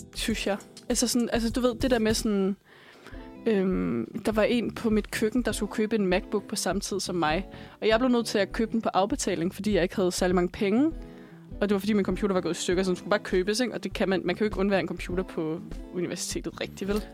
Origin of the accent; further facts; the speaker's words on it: Bornholm, Capital Region of Denmark, Denmark; moved away; jeg er fra Bornholm, og jeg gik, øh, først på en skole, der hed Østerlars Gudhjemsskole